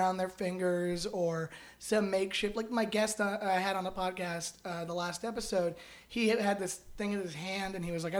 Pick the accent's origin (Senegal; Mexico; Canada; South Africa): Canada; now in Los Angeles, United States; I'm Canadian, so I know a little bit about, the Canadian healthcare system